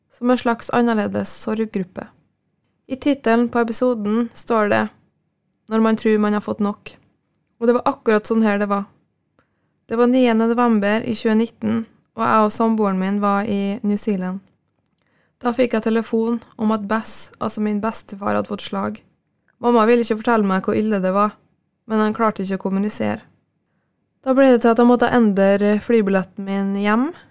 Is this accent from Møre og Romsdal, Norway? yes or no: yes; Frei, Møre og Romsdal, Norway; Frei, der jeg er fra